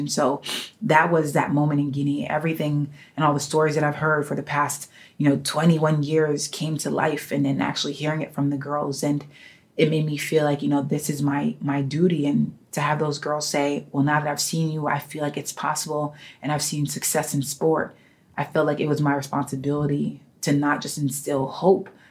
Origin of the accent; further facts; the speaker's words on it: New York City, New York, United States; as a young girl growing up in New York City